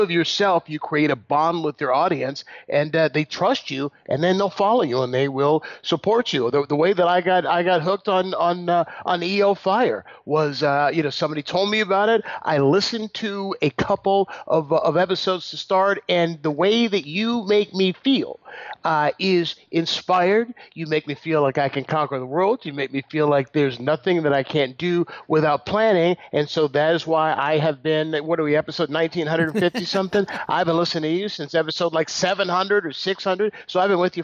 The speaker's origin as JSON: {"language": "English", "town": "San Leandro", "region": "California", "country": "United States", "tie": "born or raised there", "said": "I grew up in San Leandro, California, which is the city I still live"}